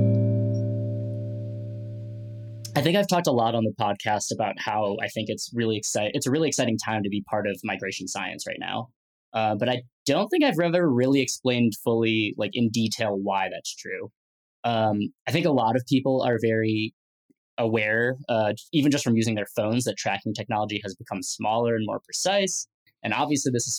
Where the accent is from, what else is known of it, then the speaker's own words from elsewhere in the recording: Midwest, United States; growing up in the Midwest